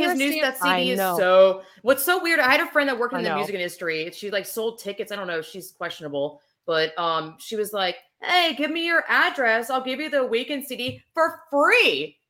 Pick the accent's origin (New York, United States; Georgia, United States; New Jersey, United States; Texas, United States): Georgia, United States; my home I grew up in Georgia.